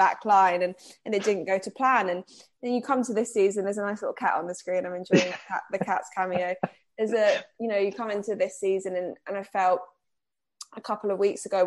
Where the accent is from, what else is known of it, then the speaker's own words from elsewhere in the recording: Cambridge, East of England, United Kingdom; now in Liverpool, United Kingdom; I'm not originally from here. I'm originally from Cambridge